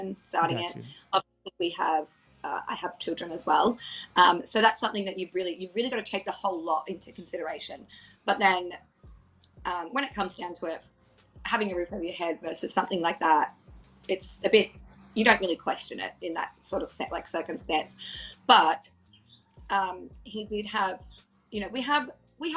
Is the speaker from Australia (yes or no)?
yes; Australia; I live in like a rural sort of area